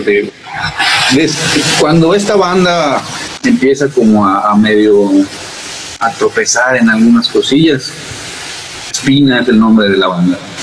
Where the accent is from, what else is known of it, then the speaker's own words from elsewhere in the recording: Mérida, Yucatán, Mexico; Yo soy de Mérida, Yucatán, hasta las lejanas tierras del sur.